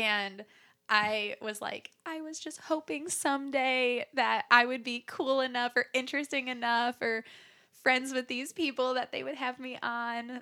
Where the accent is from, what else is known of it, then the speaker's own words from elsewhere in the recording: Chicago area, Illinois, United States; I was born near the Chicago area, and I grew up there